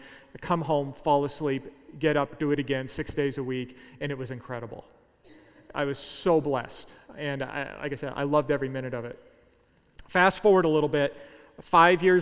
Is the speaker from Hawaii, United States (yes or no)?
no; Southern California, United States; moved away as an adult; also born or lived in Central Kansas; I was from Southern California